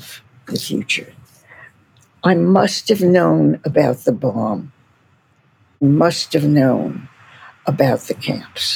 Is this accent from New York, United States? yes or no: yes; New York City, New York, United States; accent: East Coast American; moved away; also born or lived in California; I lived in a tiny neighborhood right next to Coney Island. Coney Island in Brooklyn, which has a certain flair to it. So I like to say I come from Coney Island.